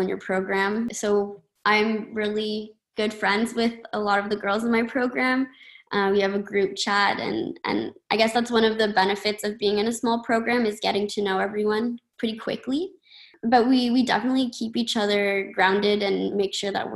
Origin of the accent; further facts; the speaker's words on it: Ottawa, Ontario, Canada; I'm from Ottawa, and I've been fortunate enough to get to know the campus over the course of my elementary, middle, high school